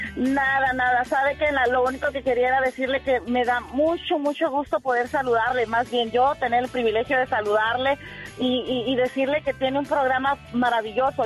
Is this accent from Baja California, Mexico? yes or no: yes; Tecate, Baja California, Mexico; moved away; Yo soy de Tecate, Baja California.